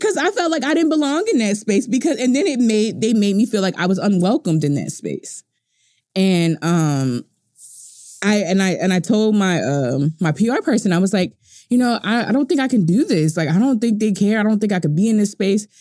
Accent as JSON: {"language": "English", "country": "United States", "said": "I'm an American"}